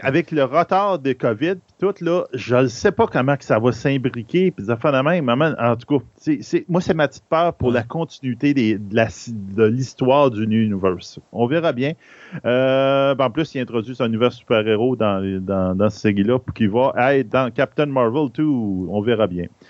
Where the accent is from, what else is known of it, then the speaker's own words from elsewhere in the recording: Bas-Saint-Laurent, near Rimouski, Quebec, Canada; je viens du Bas-Saint-Laurent. Je suis originaire de ce coin-là, dans le coin de Rimouski